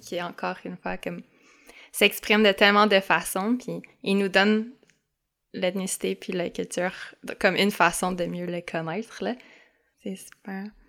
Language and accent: French; Montreal, Quebec, Canada; je suis montréalaise, québécoise, canadienne